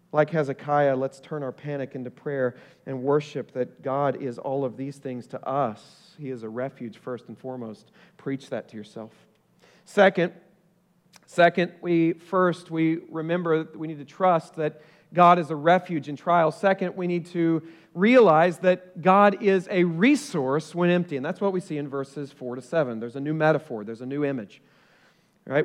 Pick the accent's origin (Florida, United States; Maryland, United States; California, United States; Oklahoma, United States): Oklahoma, United States; also born or lived in Ohio; now in Collierville, United States; I grew up in Oklahoma